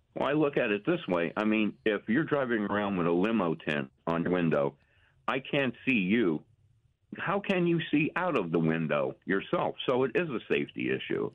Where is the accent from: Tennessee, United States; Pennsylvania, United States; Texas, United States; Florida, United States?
Pennsylvania, United States; Wilkes-Barre; I'm from Wilkes-Barre generally